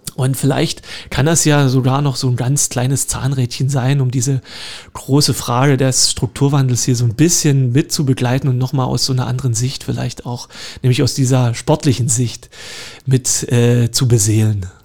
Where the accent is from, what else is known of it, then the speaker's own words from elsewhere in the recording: Horka, Saxony, Germany; moved away as an adult; also born or lived in Görlitz / Cottbus; now in Dresden, Germany; ich bin ja gebürtiger Lausitzer. Geboren in Görlitz, aufgewachsen in äh, Horka